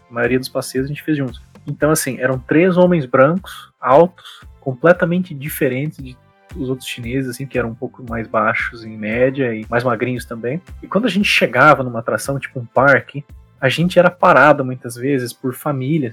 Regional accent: Cascavel, Paraná, Brazil; moved away as an adult; also born or lived in Sheffield, England; minha cidade natal, que é Cascavel

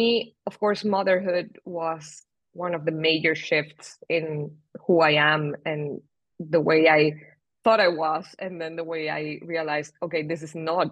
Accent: Venezuela; moved away as an adult; also born or lived in Spain / England; now in Switzerland; I moved from Venezuela, then to Spain, then to England, and then to Switzerland.

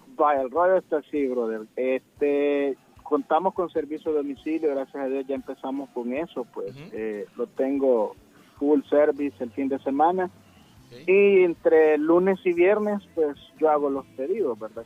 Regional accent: El Salvador; soy originario de WhatsApp el restaurante está ubicado en WhatsApp que está en la zona norte del país

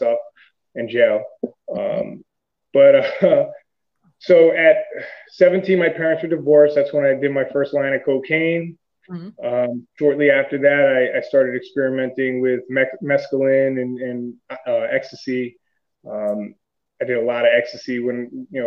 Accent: Connecticut, United States; also born or lived in Stamford, Connecticut / Trumbull, Connecticut; I grew up here in Connecticut, partly in Stamford. Then we moved to Trumbull on the Bridgeport-Trumbull line.

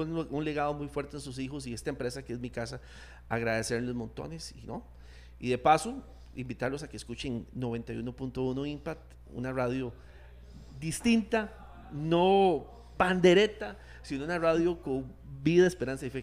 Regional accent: Turrialba, Cartago, Costa Rica; La radio cultural de Turrialba, donde yo nací

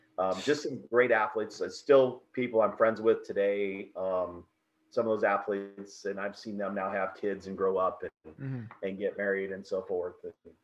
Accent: South Dakota, United States; So, like I said, in South Dakota, in small towns like that, everybody does a little bit of everyth

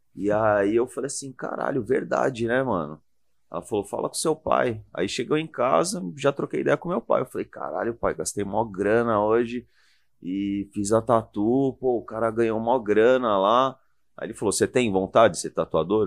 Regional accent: São Paulo, Brazil; Eu sou de Moema.

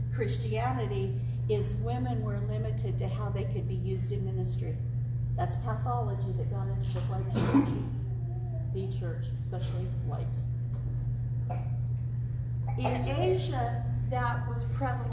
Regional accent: California, United States; Growing up in California

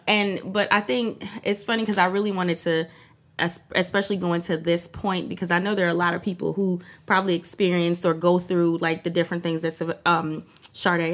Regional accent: New York, United States; also born or lived in Trinidad; I came from Trinidad to um, to New York when I was four

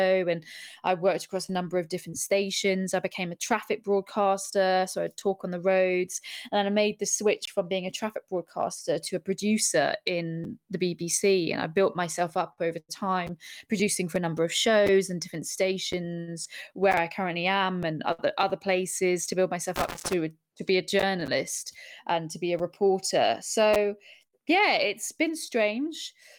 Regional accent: Bahrain; also born or lived in Abu Dhabi, United Arab Emirates; now in London, United Kingdom; So I grew up in the Middle East in Bahrain and Abu Dhabi, and then I moved to Surrey

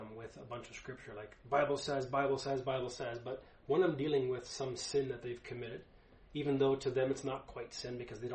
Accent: Canada; I was born and raised in Canada also and never had to speak German

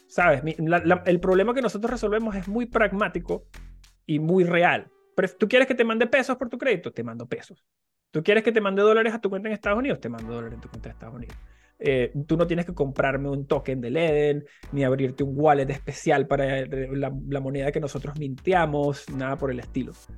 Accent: Venezuela; mi país, en Venezuela

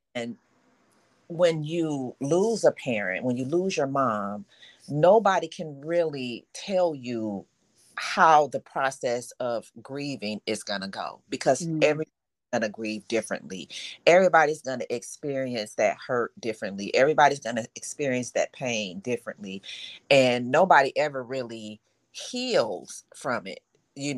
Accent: Detroit, Michigan, United States; I am from Detroit, retired hairstylist

